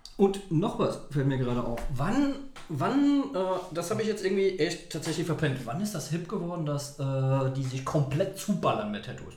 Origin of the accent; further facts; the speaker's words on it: Saarbrücken, Saarland, Germany; moved away as an adult; now in Berlin, Germany; in Saarbrücken, wo ich herkomme